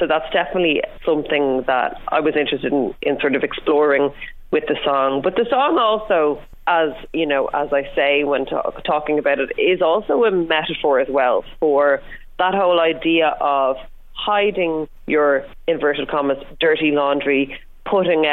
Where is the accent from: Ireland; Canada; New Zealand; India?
Ireland; growing up in Ireland, a country that is very strongly based on the nuclear family